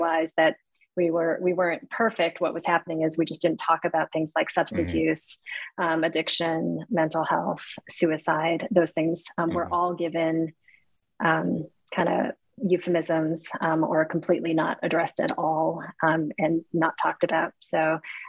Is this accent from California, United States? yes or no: no; Cleveland, Ohio, United States; I was born here in the United States. And we lived in a pretty not ethnically diverse community on the west side of Cleveland